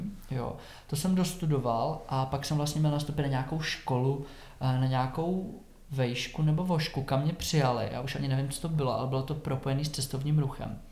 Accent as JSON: {"language": "Czech", "town": "Sušice", "region": "Plzeň Region", "country": "Czechia", "tie": "born or raised there", "also_born_or_lived": "Prague", "moved": "as an adult", "said": "vyrůstal jsem v Sušici uh, až do 19."}